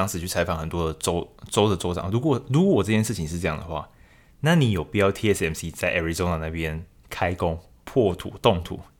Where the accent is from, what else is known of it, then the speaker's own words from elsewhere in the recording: Taiwan; 其实就是一般的听众，或者说身为台湾人来说，会有什么样的想法，或是跟我一样这种感觉吗？